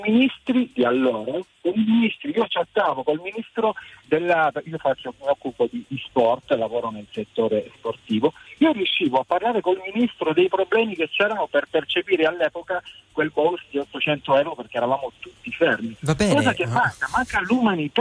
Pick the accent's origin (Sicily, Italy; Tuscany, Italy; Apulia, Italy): Sicily, Italy; moved away as an adult; now in Parma, Italy; sono 46enne che vive, che vive, a Parma, sono siciliano, costretto a, a, a, ad emigrare ormai più di una ventina di anni fa